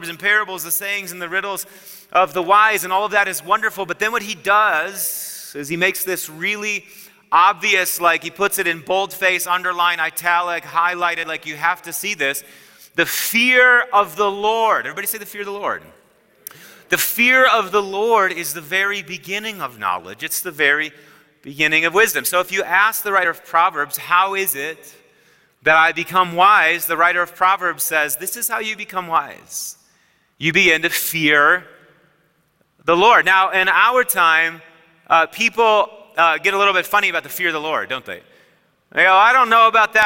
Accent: Wisconsin, United States; I'm from Wisconsin

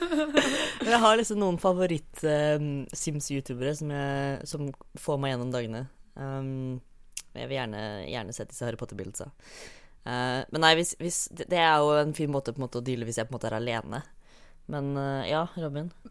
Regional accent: Fredrikstad, Østfold, Norway; Jeg er fra Fredrikstad.

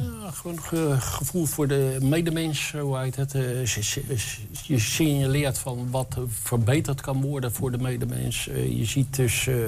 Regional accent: western Netherlands, Netherlands; moved away as an adult; now in Enschede, Netherlands; Ik kom uit het Westen. ik ben dus een Westerling

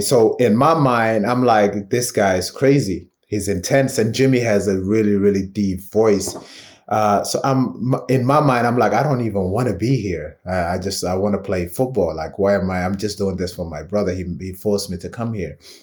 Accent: London, United Kingdom; moved away; Brixton 'cause it's such a big part of my, um, just childhood and upbringing.

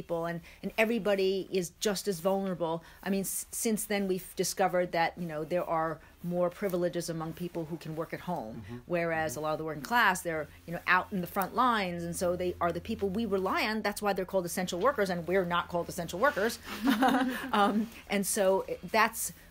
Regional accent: New York City, New York, United States; moved away as an adult; also born or lived in Hong Kong; I actually am from New York City, born and raised there

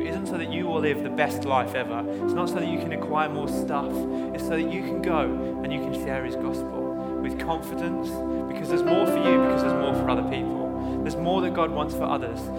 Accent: United Kingdom; I hate being British sometimes, but I love it at the same time.

